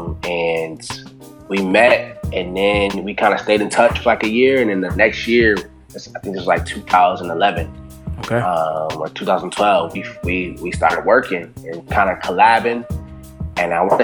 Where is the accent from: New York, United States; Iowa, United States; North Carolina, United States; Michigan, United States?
New York, United States; Buffalo; Buffalo is, that's home. I love it there.